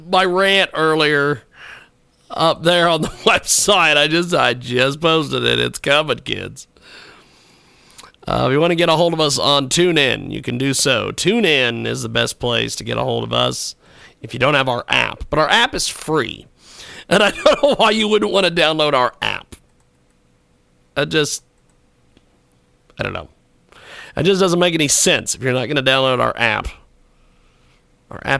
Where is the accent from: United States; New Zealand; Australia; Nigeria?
United States; McPherson, Kansas; My hometown of McPherson, Kansas